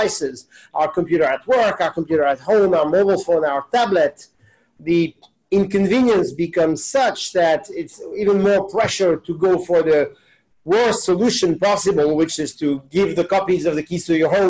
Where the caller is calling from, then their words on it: New York City, New York, United States; I am calling in from New York.